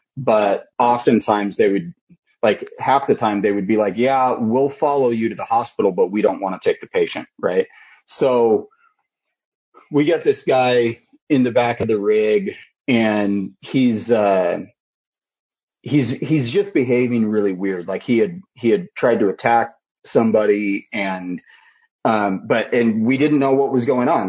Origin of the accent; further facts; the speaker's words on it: Idaho, United States; moved away; also born or lived in Washington; moved back to where I was born in Idaho